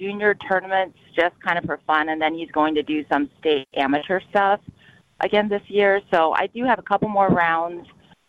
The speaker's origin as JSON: {"language": "English", "region": "Wisconsin", "country": "United States", "said": "He goes, where are you from? And I said, Wisconsin."}